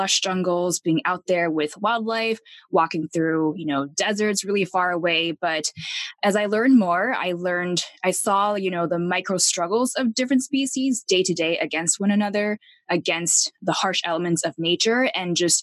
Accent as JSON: {"language": "English", "town": "Taipei", "country": "Taiwan", "tie": "born or raised there", "moved": "yes", "said": "I grew up in Taipei, Taiwan"}